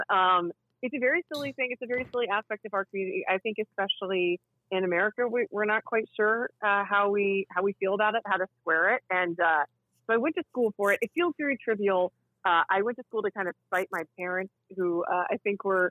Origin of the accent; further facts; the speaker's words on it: the South, United States; moved away; I grew up in the South